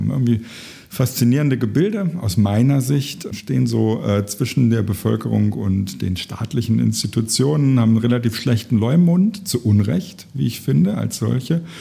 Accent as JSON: {"language": "German", "region": "Lower Saxony", "country": "Germany", "tie": "born or raised there", "said": "ich habe Politik studiert in Göttingen das ist in der Nähe meiner äh, Heimat, wo ich aufgewachsen bin."}